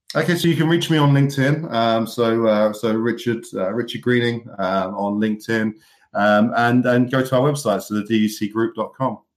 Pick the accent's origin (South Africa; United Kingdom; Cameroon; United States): United Kingdom; now in Manchester, United Kingdom; I'm a Brit that also appreciates the American sports.